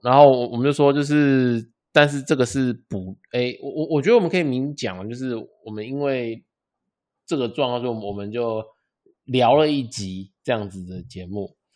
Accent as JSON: {"language": "Chinese", "country": "Taiwan", "said": "我们台湾人"}